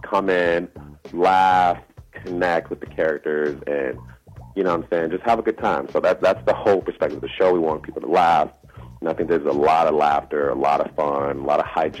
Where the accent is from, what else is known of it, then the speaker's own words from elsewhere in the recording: Chicago, Illinois, United States; moved away as an adult; now in Los Angeles, United States; I'm from Chicago, born and raised.